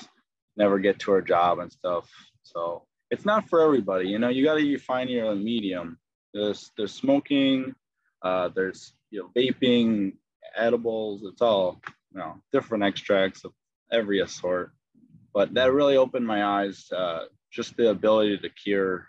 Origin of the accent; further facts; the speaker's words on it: Palatine, Illinois, United States; also born or lived in Upper Peninsula, Michigan; now in St. Charles, United States; I grew up in Palatine, actually, Illinois